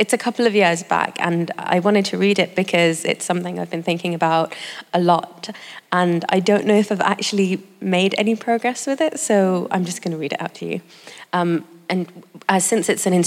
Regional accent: United Kingdom; I was born and grew up in the UK, but my mother didn't

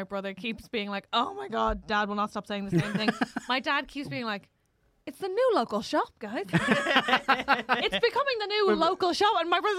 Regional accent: Clonsilla, Leinster, Ireland; I love a place with only one main road. That's where I'm from. Like, I'm from Clonsilla and there's the Clonsilla Road.

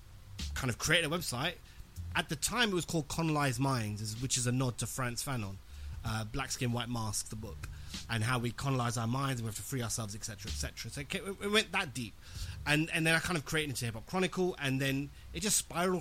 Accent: London, United Kingdom; born and raised in West London

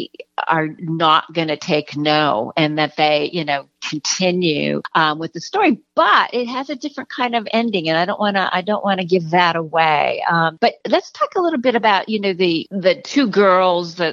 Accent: New Jersey, United States; New Jersey's my home state

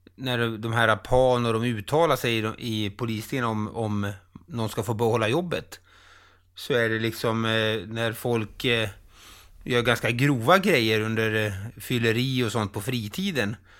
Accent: Falun, Dalarna County, Sweden; Falun, min hemstad

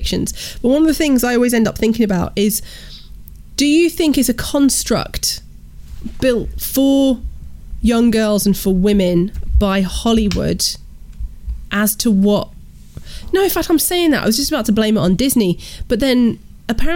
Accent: Uganda; moved away; I was raised in Uganda in East Africa for a lot of my childhood

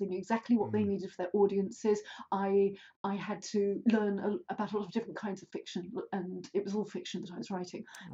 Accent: Cheshire, North West England, United Kingdom; moved away as an adult; also born or lived in London; I grew up in Cheshire in a small village

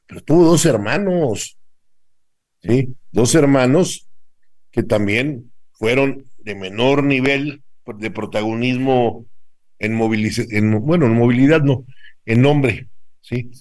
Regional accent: Tlalpan, Mexico City, Mexico; en mi tierra, en Tlalpan

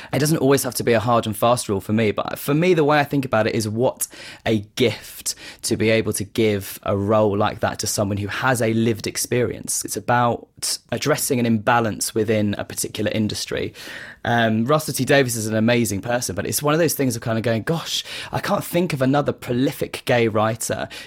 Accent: Kent, South East England, United Kingdom; I grew up in Kent with my mum and my sister.

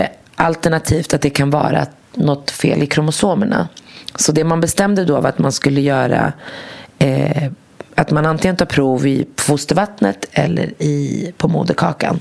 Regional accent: Morocco; now in Sweden; jag kommer från Marocko

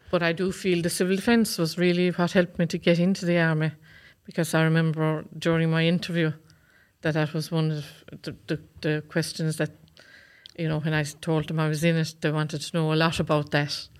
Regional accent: County Waterford, Munster, Ireland; I come from Cashmore in County Waterford.

